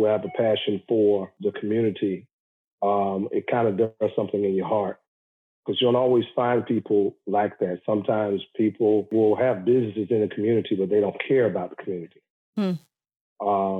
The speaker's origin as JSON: {"language": "English", "region": "the South", "country": "United States", "tie": "born or raised there", "said": "I grew up in the South"}